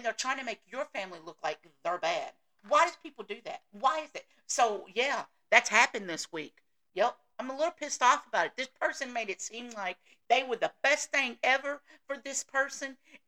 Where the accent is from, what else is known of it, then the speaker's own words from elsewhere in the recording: the South, United States; the Southern thing, which I know I don't say that word right, but hey, I'm from the South. That's the way we do.